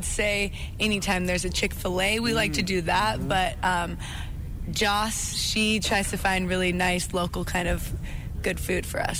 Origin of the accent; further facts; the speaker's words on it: Malta, Montana, United States; growing up in Malta, it's freezing cold